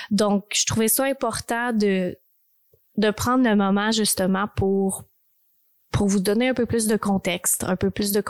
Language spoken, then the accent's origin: French; Texas, United States; Fait que j'ai grandi vraiment au Texas. J'ai vraiment eu des, des moments extraordinaires là-bas.